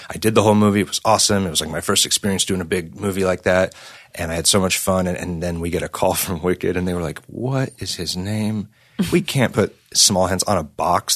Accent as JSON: {"language": "English", "town": "San Diego", "region": "California", "country": "United States", "tie": "born or raised there", "said": "growing up in San Diego, I s, first started playing in bands in church"}